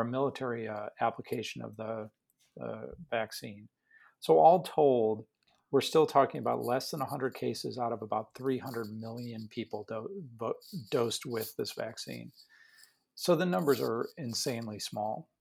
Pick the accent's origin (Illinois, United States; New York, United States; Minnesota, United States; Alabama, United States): Illinois, United States; Chicago; moved away as an adult; also born or lived in St. Louis / Loma Linda; now in Houston, United States; I am born and raised in Chicago on the South Side